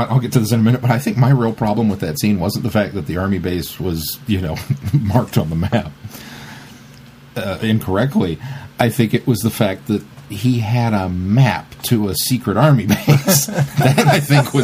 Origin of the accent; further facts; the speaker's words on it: Utah, United States; I'm from Utah